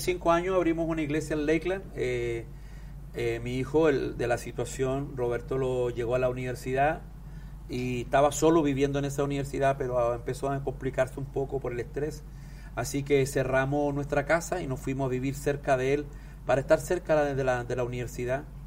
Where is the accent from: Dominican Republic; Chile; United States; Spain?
Chile; yo soy andino de Chile